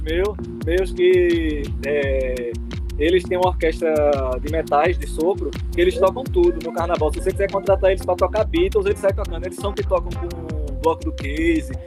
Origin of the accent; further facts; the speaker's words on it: Arcoverde, Pernambuco, Brazil; da musicalidade da minha terra de Arco Verde, que é o samba de coco.